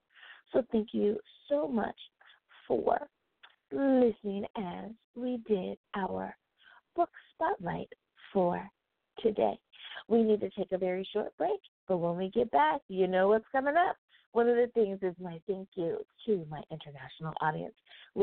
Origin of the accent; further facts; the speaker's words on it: United States; first language English; Coming in the number one spot is my home country. Woohoo! The good old US of A.